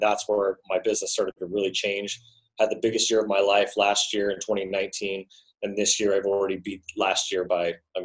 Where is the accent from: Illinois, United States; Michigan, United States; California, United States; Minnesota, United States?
California, United States; Sacramento; I was born and raised in Sacramento, California, went to 12 schools growing up as a kid